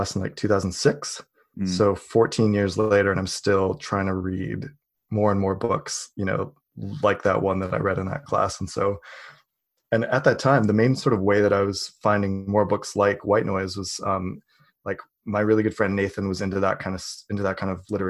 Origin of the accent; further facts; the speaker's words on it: Canada; also born or lived in British Columbia; I am Canadian. I live in British Columbia.